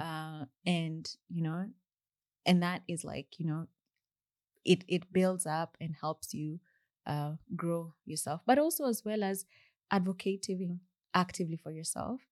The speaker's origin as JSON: {"language": "English", "country": "Kenya", "accent": "Kenyan English", "moved": "as an adult", "said": "my Kenya English accent"}